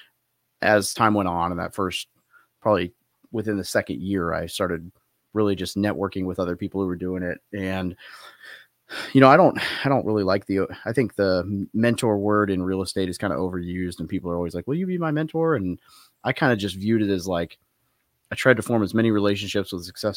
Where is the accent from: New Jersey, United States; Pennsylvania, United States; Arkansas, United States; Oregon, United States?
Arkansas, United States; Little Rock; moved away as an adult; also born or lived in California; I was born in Cali, but I grew up in Little Rock, Arkansas